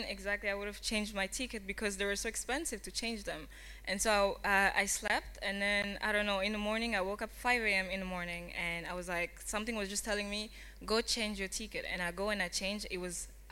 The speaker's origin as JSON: {"language": "English", "region": "Kinshasa", "country": "DR Congo", "also_born_or_lived": "Rome / Paris", "moved": "yes", "said": "I'm from Congo, Republic Democratic of the Congo, Kinshasa"}